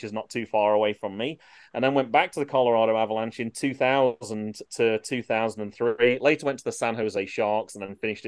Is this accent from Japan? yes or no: no; England, United Kingdom; moved away; me being English